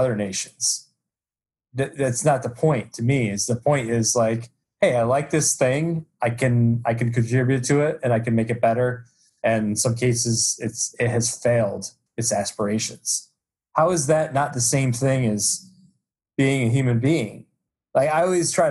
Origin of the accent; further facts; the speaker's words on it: United States; I'm from the United States